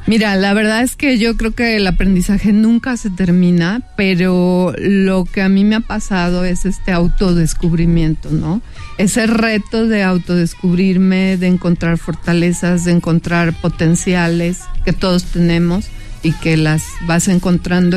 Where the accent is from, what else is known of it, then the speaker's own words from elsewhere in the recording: Mexico; Voy a ser la única mujer mexicana